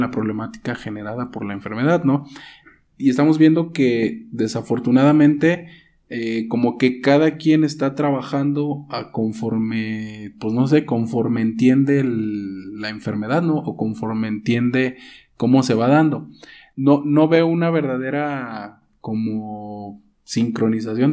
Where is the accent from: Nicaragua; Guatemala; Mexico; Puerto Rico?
Mexico; nuestro país, nuestro país, este, México, para los que nos escuchan fuera de aquí, somos, somos de México